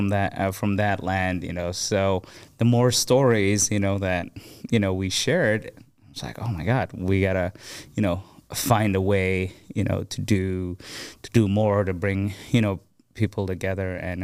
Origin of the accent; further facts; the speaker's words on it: Abu Dhabi, United Arab Emirates; I grew up in Abu Dhabi, in the Emirates, and I grew up with people from over 200 nationalities, you know.